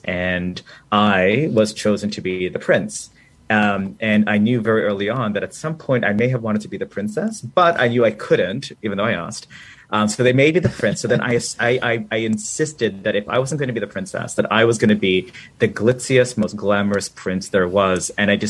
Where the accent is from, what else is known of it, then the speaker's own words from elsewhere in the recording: Manila, Metro Manila, Philippines; born there; So as you just said, I was born in Manila, Philippines, and I was born during the Marcos dictatorship under martial law.